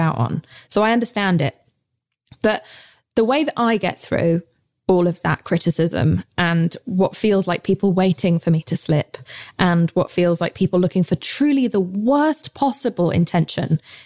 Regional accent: United Kingdom; accent: English; I'm British

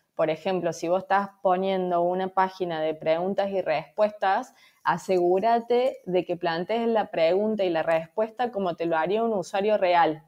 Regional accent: Córdoba, Argentina; moved away as an adult; now in Valencia, Spain; soy de Córdoba, de Argentina, pero hace un año que estoy viviendo en Valencia

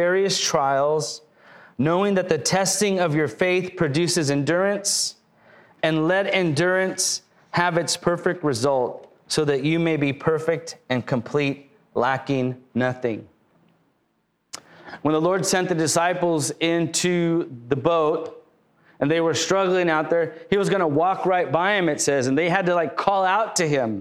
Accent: Lakewood, California, United States; moved away as an adult; now in Riverside, United States; I grew up in Lakewood

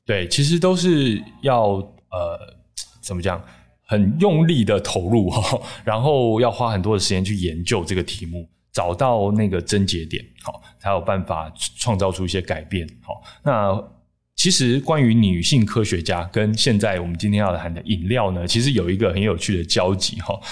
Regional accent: Taichung, Taiwan; 像我台中人嘛

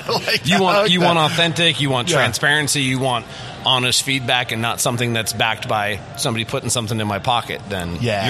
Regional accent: Midwest, United States; we're from the Midwest, so I've always been a Minnesota Twins fan.

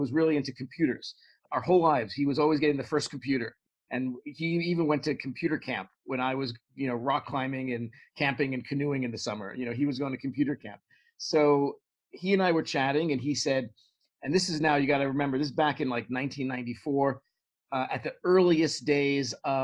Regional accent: New York City, New York, United States; moved away; I grew up in Brooklyn, New York, and my family's still there in the same house I grew up

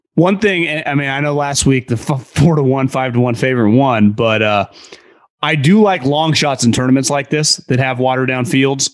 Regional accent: Sacramento, California, United States; I'm from the Sacramento area

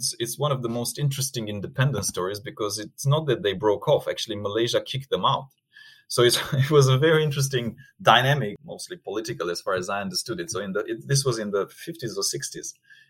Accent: Romania; now in Singapore; So originally from Romania, Eastern Europe.

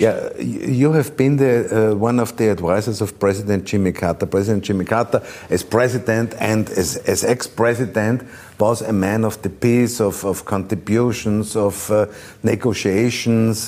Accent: Vienna, Austria; English is a second language; I come from Austria, from Vienna

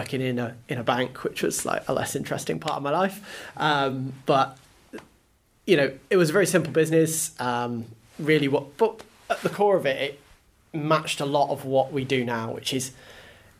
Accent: Isle of Man; I grew up in the Isle of Man

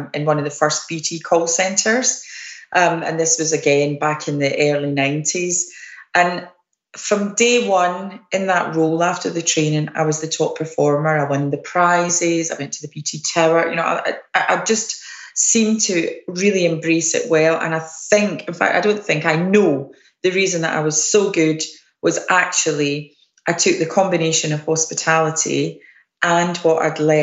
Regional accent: Scotland, United Kingdom; I'm Scottish

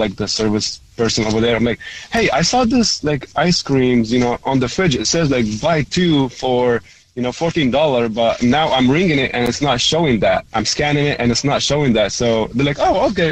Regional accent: Lebanon; first language Arabic; English is a second language; moved away; also born or lived in Germany; I'm actually Lebanese

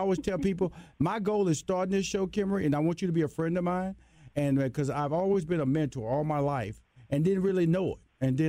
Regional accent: Houston, Texas, United States; I'm from Houston, Texas, a Southern boy

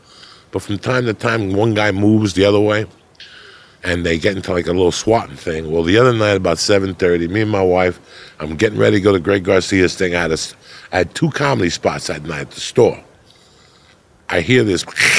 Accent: Cuba; now in United States; When I came from Cuba, I was petrified of dogs.

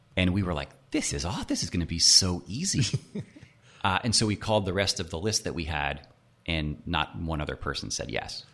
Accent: Nashville, Tennessee, United States; also born or lived in Miami; grew up in Nashville, uh, okay. went to school in Miami

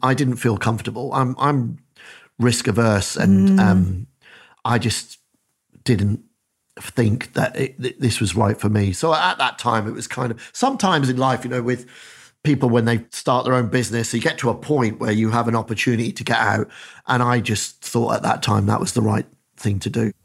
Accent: Dundee, Scotland, United Kingdom; moved away; I'm a kid from Dundee in, in Council Estate, Dundee

